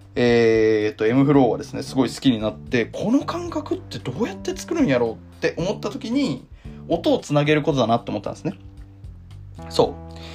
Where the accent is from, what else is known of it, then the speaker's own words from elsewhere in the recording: Tokyo, Japan; moved away as an adult; also born or lived in Yokohama; now in Osaka, Japan; 東京で生まれて、えー、東京で育ってですね